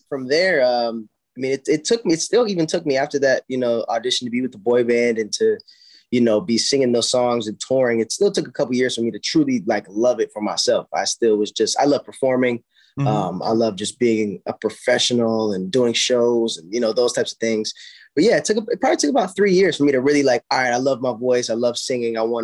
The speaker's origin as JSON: {"language": "English", "region": "South Carolina", "country": "United States", "tie": "born or raised there", "moved": "yes", "lives_now": "Los Angeles, United States", "said": "I'm this kid from South Carolina"}